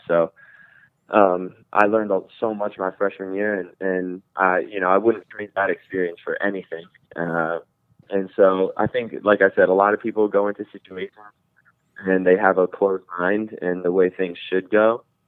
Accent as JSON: {"language": "English", "region": "New Jersey", "country": "United States", "said": "I'm from Jersey, but I'm on the border of Rockland, Rockland County, New York."}